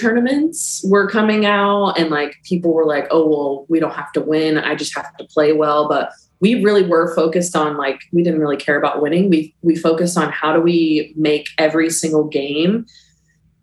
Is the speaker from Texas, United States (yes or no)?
yes; Texas, United States; I'm from Texas